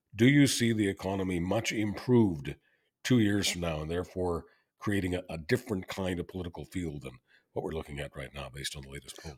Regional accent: Canada; I'm always being Canadian

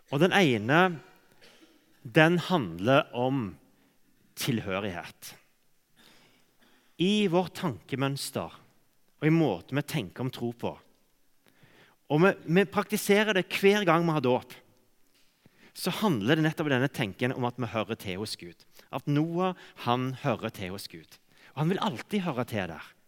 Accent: Cameroon; For jeg vokste opp i, i Kamerun, sånn at jeg gikk glipp av alle disse omvendelsesmøtene.

